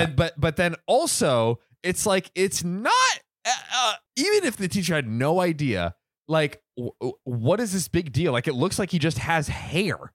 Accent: Bradenton, Florida, United States; my hometown, Bradenton, Florida

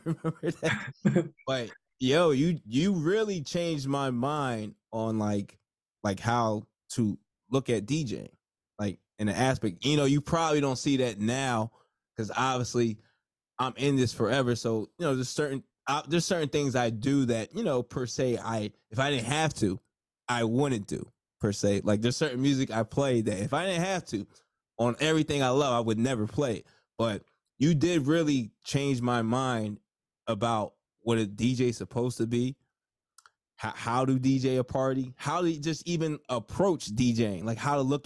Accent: New Jersey, United States; I'm from Jersey

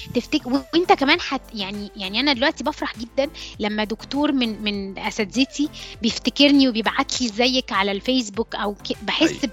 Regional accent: Alexandria, Alexandria Governorate, Egypt; also born or lived in Cairo; انا اوريجينالي آه، من اسكندريه اتخرجت من هندسه اسكندريه

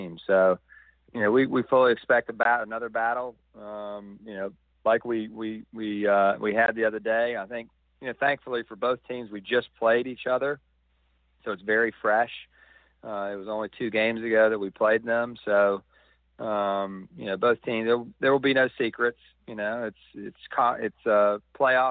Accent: the South, United States; moved away; I'm from the South as well.

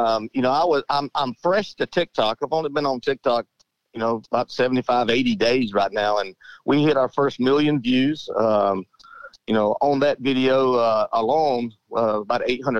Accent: Monticello, United States; a little country boy from Monticello

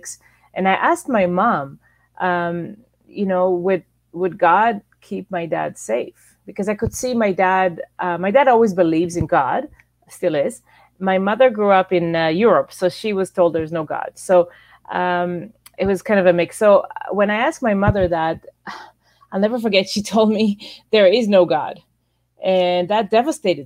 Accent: Israel; moved away as an adult; also born or lived in Toronto, Canada; I was born and raised in Israel until I was about almost 20 years old

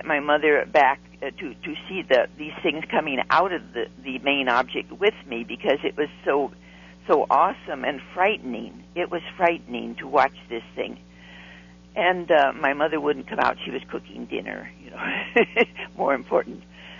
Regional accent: Long Beach, California, United States; I was a schoolgirl from Long Beach, California.

